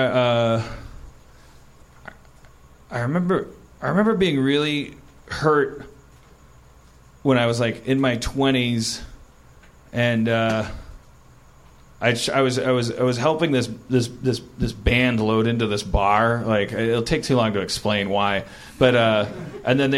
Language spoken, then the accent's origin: English; Wisconsin, United States; now in Los Angeles, United States; I'm from Wisconsin